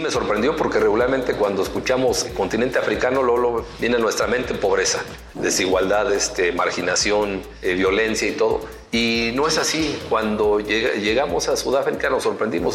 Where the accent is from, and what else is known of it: Mexico